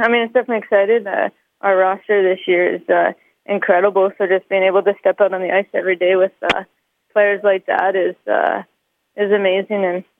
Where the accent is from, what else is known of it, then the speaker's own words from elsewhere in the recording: London, Ontario, Canada; now in Calgary, Canada; being here and being able to represent the country, but also being my hometown